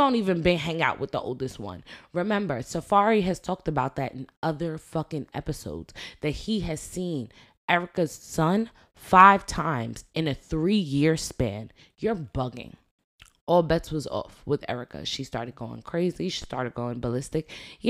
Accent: New York, United States; We grew up in New York

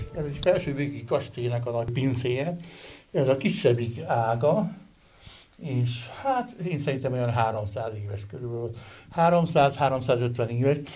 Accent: Great Hungarian Plain, Hungary; én, aki különben alföldi születésű vagyok

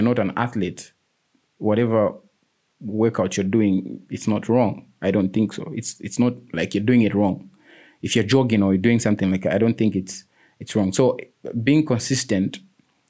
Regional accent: Lusaka, Lusaka Province, Zambia; I grew up in Lilanda, George Compound.

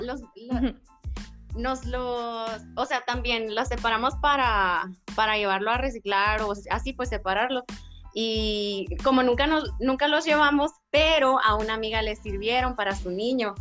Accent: Sonora, Mexico; moved away as an adult; also born or lived in Guadalajara; soy ingeniera en ciencias ambientales con maestría en proyectos y edificaciones sustentables. Soy de Sonora

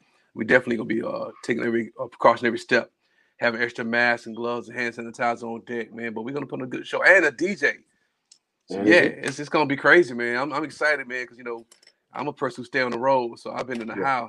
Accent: Spartanburg, South Carolina, United States; My hometown, Spartanburg

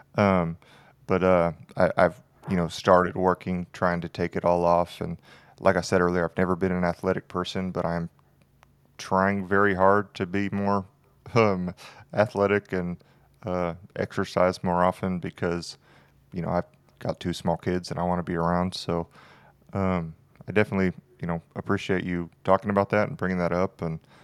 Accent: near Houston, Texas, United States; I grew up near Houston, so all of my family likes the Texans

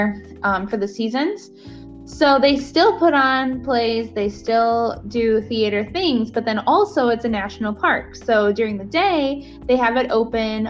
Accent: United States; being an American citizen

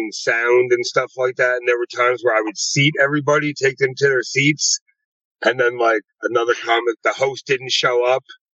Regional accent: Long Island, New York, United States; moved away as an adult; now in Las Vegas, United States; I'm originally from Long Island, New York

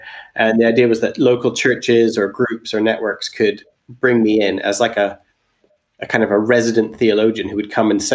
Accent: Alberta, Canada; moved away as an adult; also born or lived in England; I'm Canadian. I grew up in Alberta, but when I was 19, I moved to England

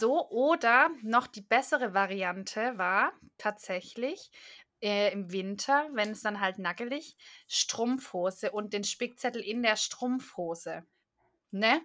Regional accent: Swabia, Baden-Württemberg, Germany; moved away; ich bin doch Schwabe

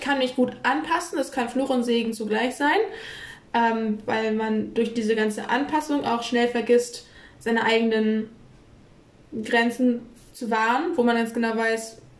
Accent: Kiel, Schleswig-Holstein, Germany; ich identifiziere mich, wenn man jetzt so sagt, als Kielerin, weil ich bin hier in Kiel groß geworden

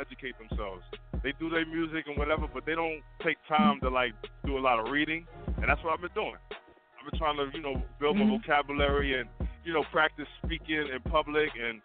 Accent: New York City, New York, United States; I'm from Queens

